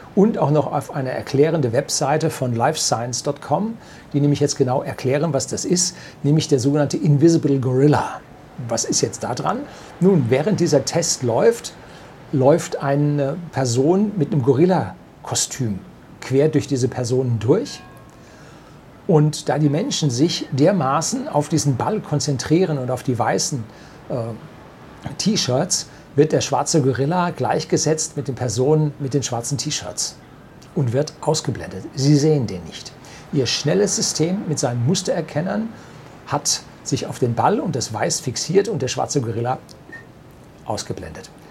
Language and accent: German; Germany; bei uns in Deutschland